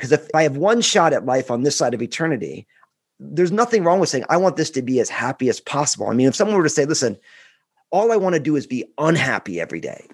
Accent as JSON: {"language": "English", "region": "New Jersey", "country": "United States", "said": "I'm all Italian from New Jersey"}